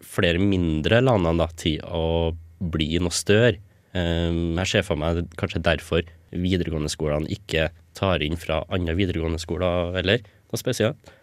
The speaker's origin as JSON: {"language": "Norwegian", "town": "Stjørdal", "region": "Trøndelag", "country": "Norway", "moved": "as an adult", "lives_now": "Trondheim, Norway", "said": "Jeg var ny på NTNU, eller i Trondheim generelt, for jeg kommer fra Stjørdal"}